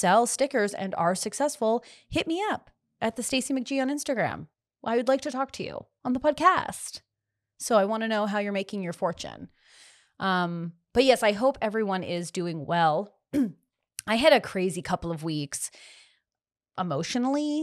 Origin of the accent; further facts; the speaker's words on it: Canada; also born or lived in Los Angeles; I'm Canadian